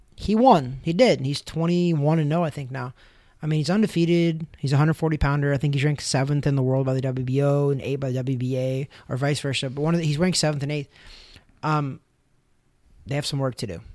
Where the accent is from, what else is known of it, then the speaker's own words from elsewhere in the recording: United States; I'm an American